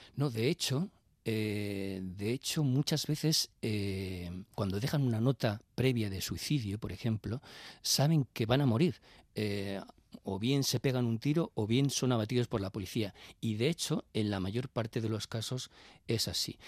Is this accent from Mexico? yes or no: no; Bilbao, Basque Country, Spain; yo soy de Bilbao y cuando yo iba, y, soy ya muy mayor